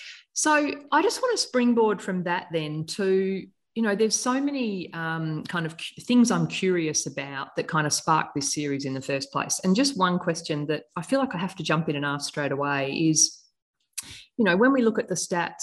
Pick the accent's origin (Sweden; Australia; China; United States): Australia; Adelaide, South Australia; born there; it could be an appropriate time to let you know I was born in Adelaide.